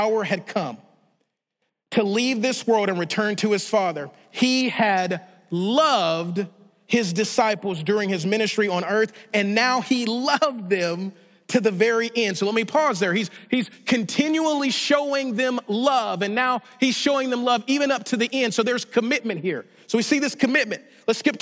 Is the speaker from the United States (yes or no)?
yes; Shreveport, Louisiana, United States; the small charismatic church that I grew up in Shreveport, Louisiana